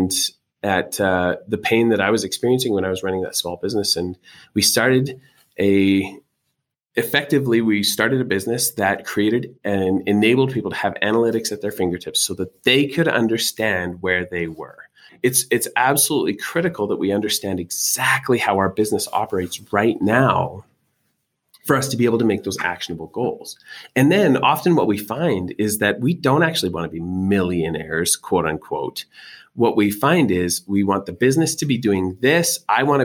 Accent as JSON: {"language": "English", "country": "Canada", "tie": "born or raised there", "accent": "Canadian", "moved": "as an adult", "lives_now": "Utah, United States", "said": "I'm Canadian by birth"}